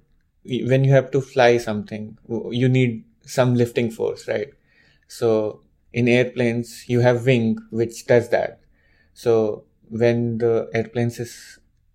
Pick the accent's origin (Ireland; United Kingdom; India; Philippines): India; moved away as an adult; now in United States; I'm from India. I'm born and brought up there.